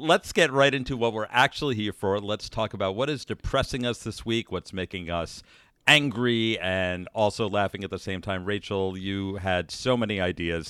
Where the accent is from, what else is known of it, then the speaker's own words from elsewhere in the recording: Great Neck, New York, United States; close to where we grew up in Great Neck